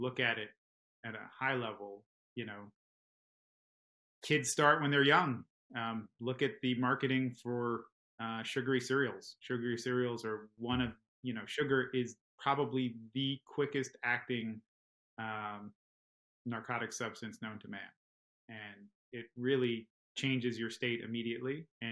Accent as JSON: {"language": "English", "region": "New York", "country": "United States", "tie": "born or raised there", "said": "I grew up in New York"}